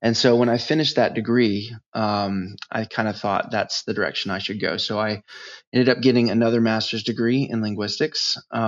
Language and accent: English; United States; Well, I'm from the United States. I grew up all over the place. My dad was in the Navy, and so I popped around a bit.